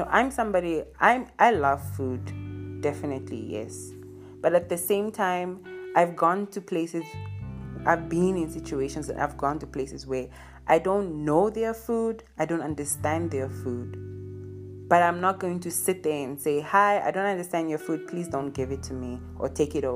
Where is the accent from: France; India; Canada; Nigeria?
Nigeria; now in Southern Africa; I am a Nigerian who lives in Southern Africa